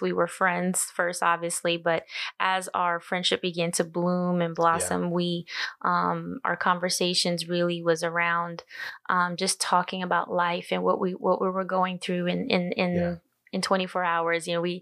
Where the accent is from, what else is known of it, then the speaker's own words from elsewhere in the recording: United States; moved away as an adult; also born or lived in Phoenix, Arizona; Growing up on the Navajo Reservation, it was a completely different environment